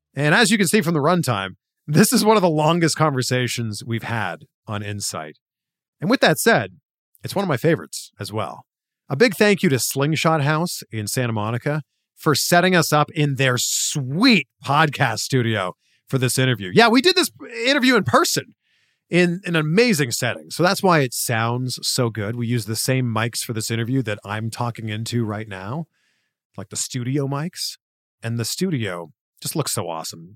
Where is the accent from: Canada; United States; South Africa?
Canada; my home country of Canada